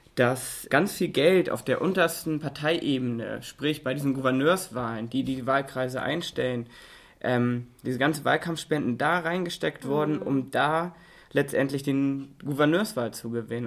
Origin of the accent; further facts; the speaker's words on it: Germany; bei uns in Deutschland